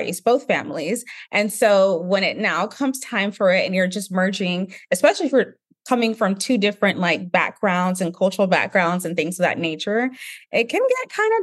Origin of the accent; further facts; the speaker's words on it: Nigeria; being Nigerian